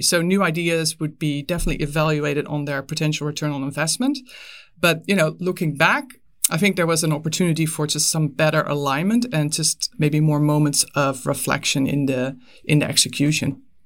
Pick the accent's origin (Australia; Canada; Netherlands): Netherlands; moved away as an adult; now in United States; I was, I was born and raised in the Netherlands, but I, I moved, uh, to the U S pretty early in my career.